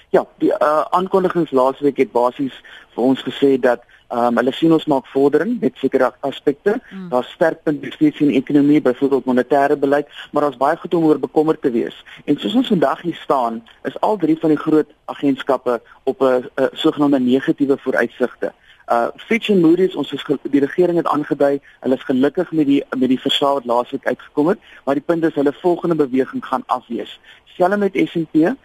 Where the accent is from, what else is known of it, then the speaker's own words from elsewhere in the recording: South Africa; as Suid-Afrikaner